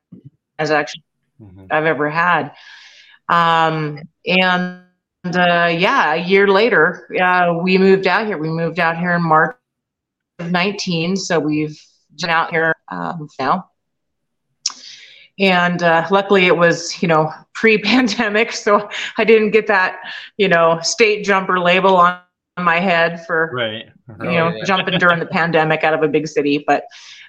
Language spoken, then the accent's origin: English; just north of Seattle, Washington, United States; moved away as an adult; we're originally from Washington, just north of Seattle.